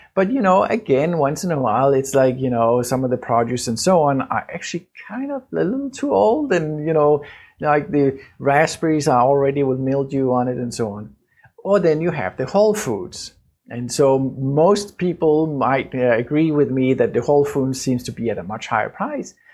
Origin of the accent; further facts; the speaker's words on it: Denmark; Danish, uh, my home country